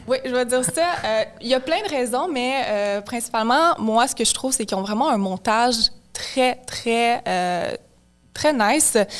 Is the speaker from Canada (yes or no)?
yes; Mirabel, Quebec, Canada; je viens de Mirabel à Rive-Nord